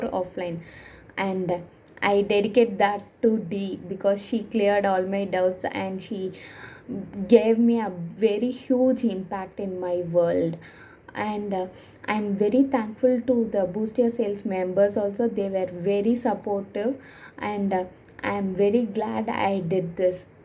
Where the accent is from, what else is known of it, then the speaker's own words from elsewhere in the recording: India; I'm from India